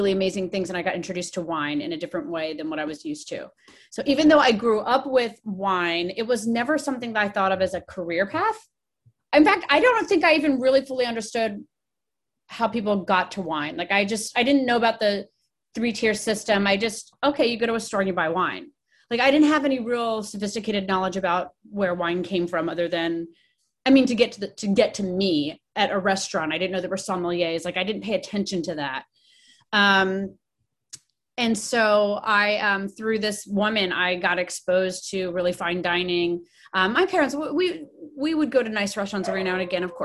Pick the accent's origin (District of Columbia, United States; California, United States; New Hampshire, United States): District of Columbia, United States; Washington; moved away as an adult; now in Oregon, United States; I grew up in Washington, D.C., or right up in the suburbs of the metro D.C. area